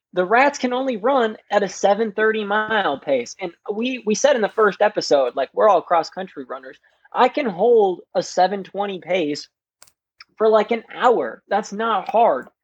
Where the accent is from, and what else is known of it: Wisconsin, United States; accent: Wisconsin